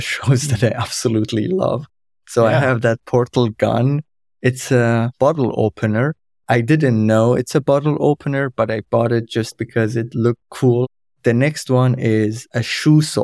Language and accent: English; Iran; first language Kurdish; English is a second language; moved away as an adult; also born or lived in Germany; now in Forchheim, Germany; I'm originally from Iran. My family and I, we moved to Germany in January 2016, as refugees